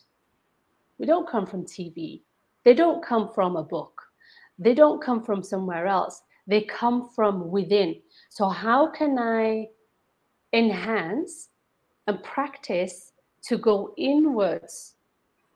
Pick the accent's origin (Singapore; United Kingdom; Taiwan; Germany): United Kingdom; also born or lived in India; now in Toronto, Canada; I was born and raised in Britain.